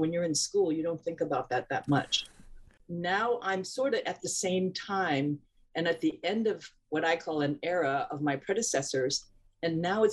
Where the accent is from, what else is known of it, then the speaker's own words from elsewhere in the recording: Hong Kong; moved away; growing up in Hong Kong